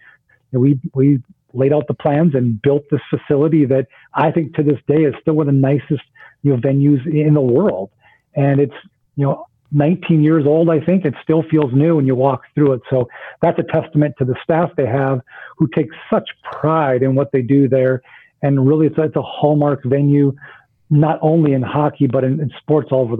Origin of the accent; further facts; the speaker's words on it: North Dakota, United States; moved away as an adult; now in Oklahoma City, United States; growing up in North Dakota